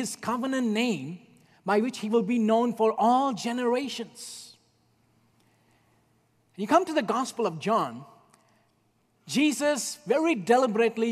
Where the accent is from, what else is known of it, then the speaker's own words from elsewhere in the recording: India; moved away; Growing up in India when I was a child